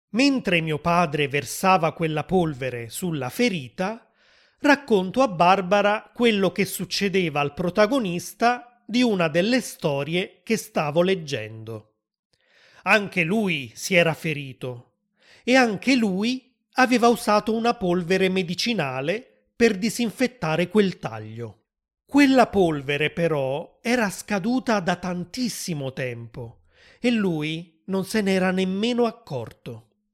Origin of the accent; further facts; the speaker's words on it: Southern Italy, Italy; sono nato nel sud dell'Italia